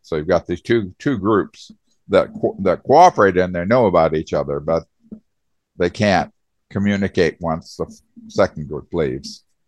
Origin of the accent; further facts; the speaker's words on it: Arizona, United States; also born or lived in Indiana / Michigan; I was born in Indiana and moved to Arizona when I was 10 years old and basically grew up in Arizona